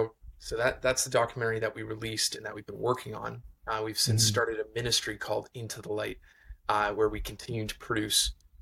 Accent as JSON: {"language": "English", "region": "Ontario", "country": "Canada", "tie": "born or raised there", "said": "I grew up in an amazing Christian home in Northern Ontario. So I'm a Canadian, which you might be able to hear"}